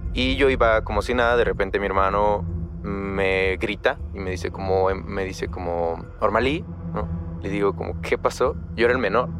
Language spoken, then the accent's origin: Spanish; Chiapas, Mexico; Soy de un pueblo en Chiapas, es un pueblo pequeño